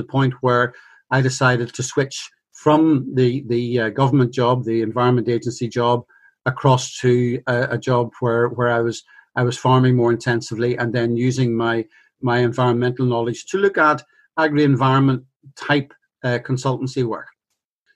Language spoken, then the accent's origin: English; Belfast, Northern Ireland, United Kingdom; I was brought up in Belfast during the 1960s, 70s, and so on